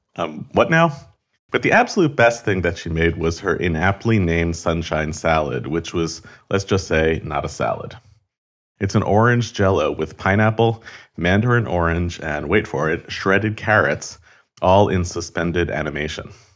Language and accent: English; United States; I'm fourth generation American on all sides. all my grandparents were born here.